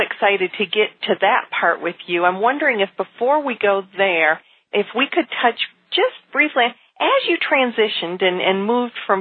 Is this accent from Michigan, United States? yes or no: yes; outside of Detroit, Michigan, United States; I grew up outside of Detroit